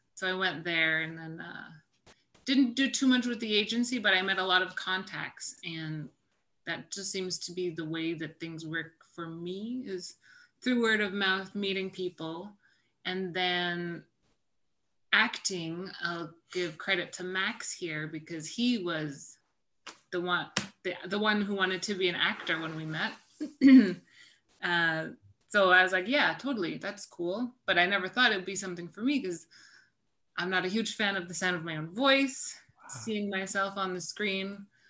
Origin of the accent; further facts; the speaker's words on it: Inuvik, Northwest Territories, Canada; moved away as an adult; now in Ottawa, Canada; Inuvik, where I spent my all of my schooling there, kindergarten to grade 12. So I was there about 13 years.